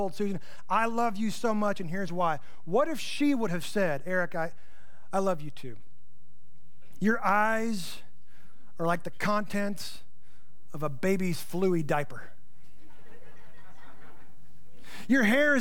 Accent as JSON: {"language": "English", "country": "United States", "said": "I'm from the Panhandle"}